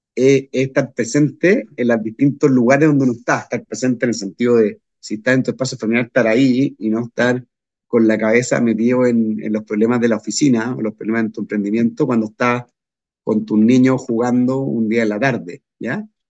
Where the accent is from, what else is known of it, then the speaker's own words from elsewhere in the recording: Chile; a mi país, a Chile